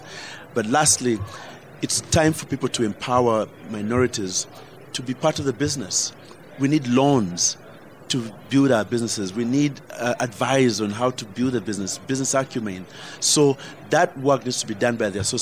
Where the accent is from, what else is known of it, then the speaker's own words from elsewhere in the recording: Uganda; moved away; I fought back as a Ugandan